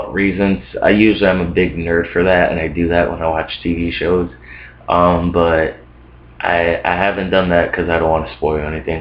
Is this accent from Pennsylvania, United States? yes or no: yes; Scranton, Pennsylvania, United States; also born or lived in New York; I was basically raised in a small town. Like, went to middle school there, went to high school there